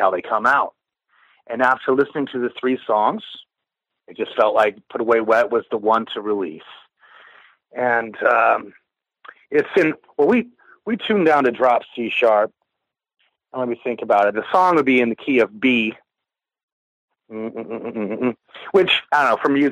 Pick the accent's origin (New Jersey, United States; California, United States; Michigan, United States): Michigan, United States; Detroit; moved away; my hometown in Detroit, Michigan